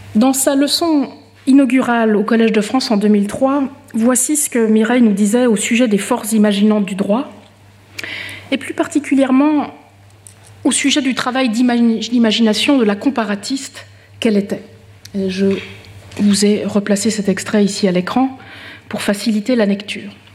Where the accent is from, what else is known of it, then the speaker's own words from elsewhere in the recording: Switzerland; en tant que Suissesse